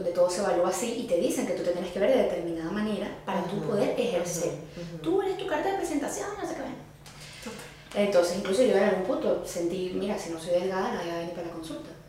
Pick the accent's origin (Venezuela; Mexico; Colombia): Venezuela; ser venezolana y llegar a un lugar donde no te veas tan venezolana, como que será que soy suficientemente venezolana.